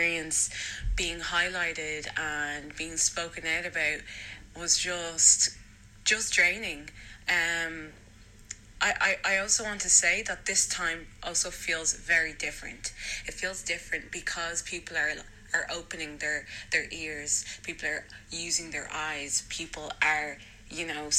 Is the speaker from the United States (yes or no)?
no; Dublin, Leinster, Ireland; also born or lived in Lucan; I grew up, I'd say the beginning of my childhood, I grew up in Lucan, which wasn't that bad at all. But I did end up moving to Blanchardstown